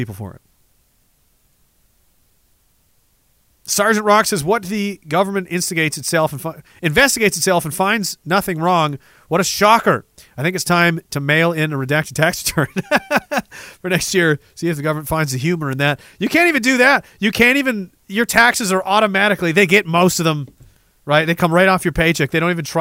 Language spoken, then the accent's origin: English; Canada; being Canadian